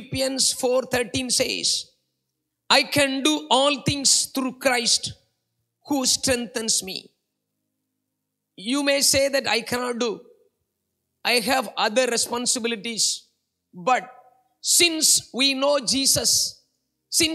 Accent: India; moved away as an adult; now in Singapore; I was a migrant worker from India, now I am a Singaporean. I'm almost 15 years, I'm Singaporean.

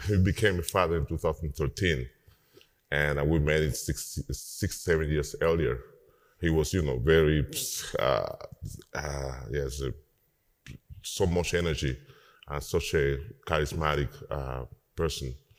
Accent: Havana, Cuba; moved away as an adult; now in New Orleans, United States; I live uh, in New Orleans for uh, 20 years now, 20, 21 years. Um, but yes, I'm from Cuba, um, from Havana

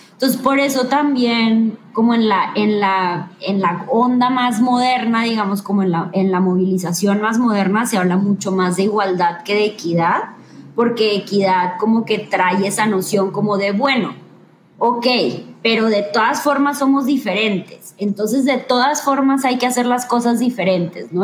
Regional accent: Ciudad Victoria, Tamaulipas, Mexico; moved away as an adult; now in Monterrey, Mexico; el lugar en donde yo viví y el lugar donde yo nací, eh, que es el norte de México y en donde yo me crié

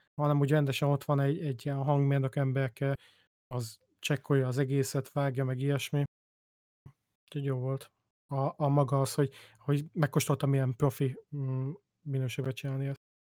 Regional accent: Budapest, Hungary; moved away; ahol én felnőttem

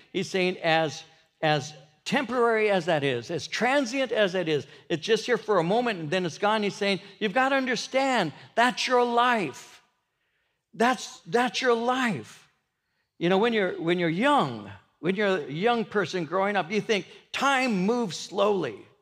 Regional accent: Norwalk, California, United States; I grew up in Norwalk in the fifties

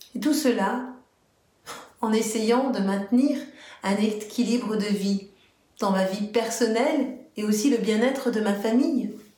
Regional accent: Martinique; je suis martiniquaise

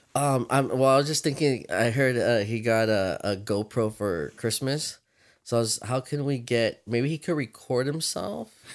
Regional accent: Victorville, California, United States; so we grew up in Victorville

